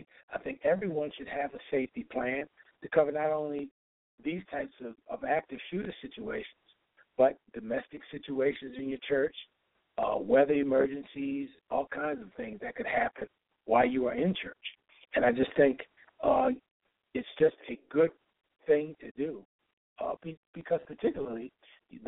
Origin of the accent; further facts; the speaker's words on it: Baltimore, Maryland, United States; growing up in Baltimore